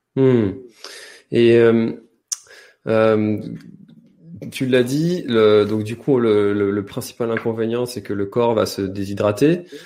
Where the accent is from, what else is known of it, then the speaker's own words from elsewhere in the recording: France; nous, en tant que Français